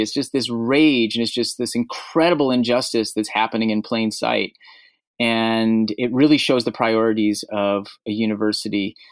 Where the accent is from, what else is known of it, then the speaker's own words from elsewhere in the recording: Portland, Oregon, United States; my hometown of Portland, Oregon